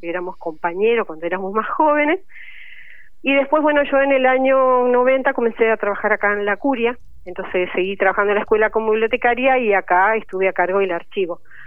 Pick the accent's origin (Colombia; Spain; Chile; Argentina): Argentina; Goya, Corrientes; moved away as an adult; now in Paraná, Argentina; yo soy correntina y bueno, vine a estudiar acá bibliotecología